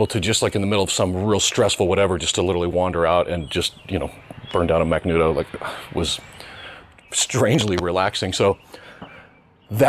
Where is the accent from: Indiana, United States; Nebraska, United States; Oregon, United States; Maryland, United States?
Nebraska, United States; southwestern; moved away as an adult; South central western, right on the border of Kansas, Nebraska.